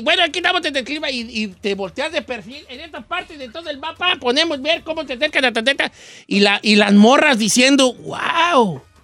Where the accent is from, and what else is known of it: Mexico